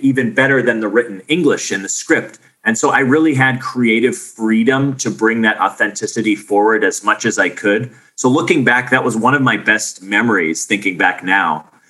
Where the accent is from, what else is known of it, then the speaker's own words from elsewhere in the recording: Arizona, United States; I grew up on Arizona in the desert. We don't have any whales in Arizona.